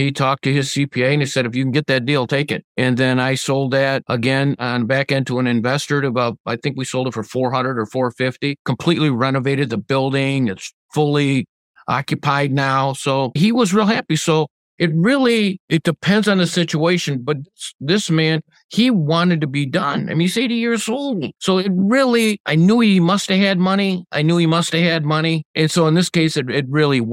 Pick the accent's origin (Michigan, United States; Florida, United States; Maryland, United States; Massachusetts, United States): Michigan, United States; Redford Township; here in my hometown of Redford Township, Michigan.